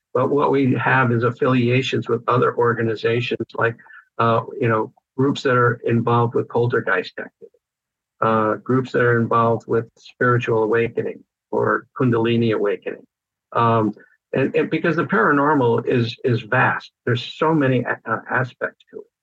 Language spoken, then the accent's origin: English; Connecticut, United States; moved away as an adult; also born or lived in Vermont; now in California, United States; I was raised in Connecticut